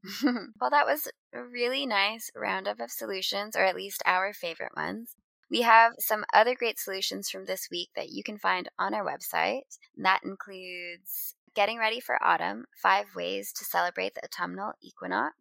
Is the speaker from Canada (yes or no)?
yes; Canada; moved away; I haven't lived in Canada in a long time, but I still identify as Canadian